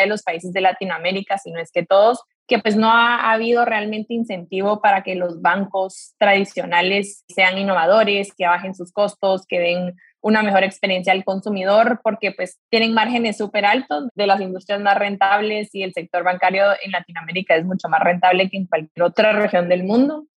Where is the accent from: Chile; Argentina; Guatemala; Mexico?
Guatemala; yo soy de Guatemala